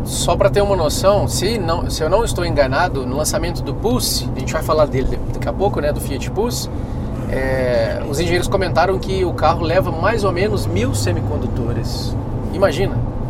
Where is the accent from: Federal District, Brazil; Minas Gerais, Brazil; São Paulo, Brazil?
Minas Gerais, Brazil; moved away as an adult; now in Brasília, Brazil; eu sou mineiro